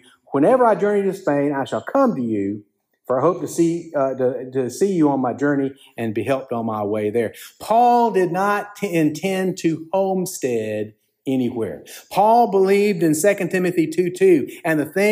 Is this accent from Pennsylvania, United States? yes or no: no; Columbus, Georgia, United States; In my hometown of Columbus, Georgia